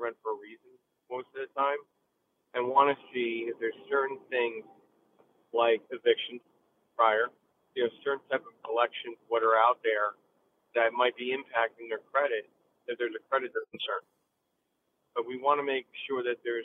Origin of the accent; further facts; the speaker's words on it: New Jersey, United States; also born or lived in Allentown, Pennsylvania; now in Philadelphia, United States; I came to Philadelphia from Allentown, Pennsylvania, originally from North Jersey.